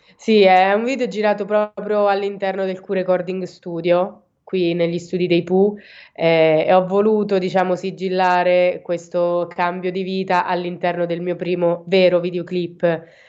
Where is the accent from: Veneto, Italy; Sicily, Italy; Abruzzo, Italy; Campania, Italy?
Abruzzo, Italy; Province of Teramo; vengo dall'Abruzzo, in provincia di Teramo